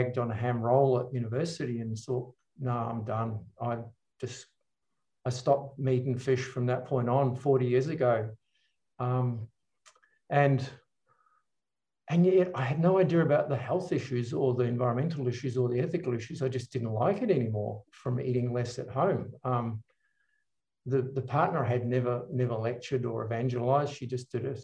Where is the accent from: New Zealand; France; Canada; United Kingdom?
New Zealand; I grew up in New Zealand